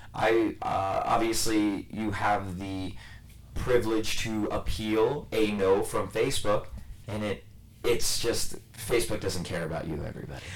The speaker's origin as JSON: {"language": "English", "region": "New Jersey", "country": "United States", "tie": "born or raised there", "said": "New Jersey, and you drive a certain way growing up around here"}